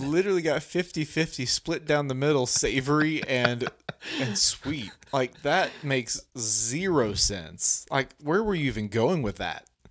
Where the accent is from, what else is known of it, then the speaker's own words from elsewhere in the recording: Arkansas, United States; we're from Arkansas